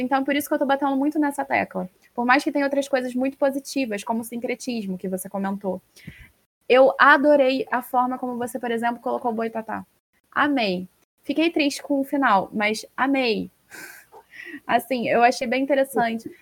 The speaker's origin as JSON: {"language": "Portuguese", "region": "Rio de Janeiro", "country": "Brazil", "said": "eu sou carioca"}